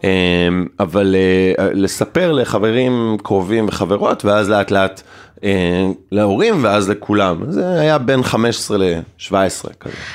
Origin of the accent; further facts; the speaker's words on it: Ein HaShofet, Haifa District, Israel; now in Tel Aviv, Israel; היום אני תל אביבי, במקור אני מקיבוץ עין השופט